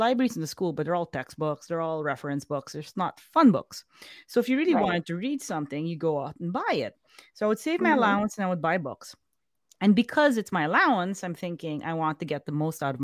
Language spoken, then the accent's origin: English; Manila, Metro Manila, Philippines; moved away as an adult; now in Chicago, United States; Born and raised in the Philippines